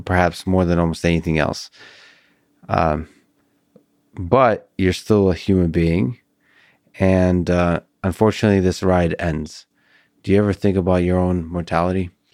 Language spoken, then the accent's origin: English; Russia; now in United States; I was born in Russia